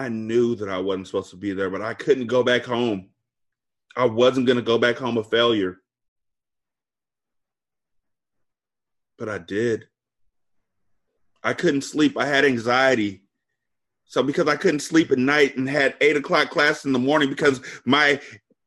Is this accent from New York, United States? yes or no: no; California, United States; moved away as an adult; I'm from Cali